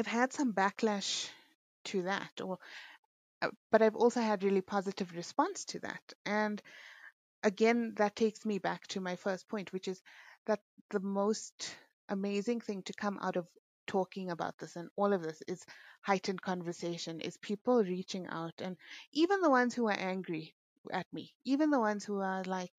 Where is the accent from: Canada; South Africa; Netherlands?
South Africa; as Muslim people, as South African Indian people